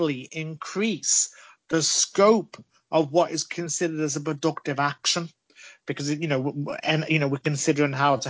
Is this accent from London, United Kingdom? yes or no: no; Liverpool, North West England, United Kingdom; I'm from Liverpool, of course, famous for Yours or Yous, Giz a Job.